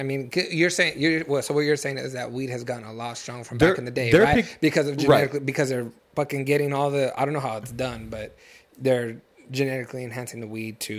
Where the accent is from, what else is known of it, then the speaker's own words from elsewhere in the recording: Fresno, California, United States; now in Los Angeles, United States; we grew up in Fresno. We grew up on farms.